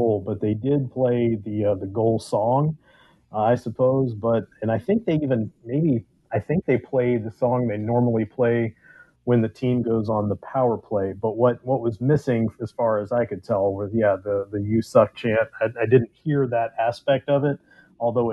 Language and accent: English; Central California, United States; I grew up in Central California as an Oakland A's fan